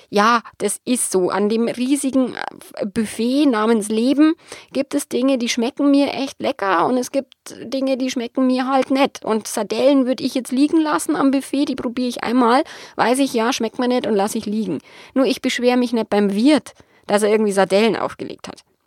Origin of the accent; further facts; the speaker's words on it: Bavaria, Germany; accent: Bavarian; bayerisch ist halt nun mal meine Mundart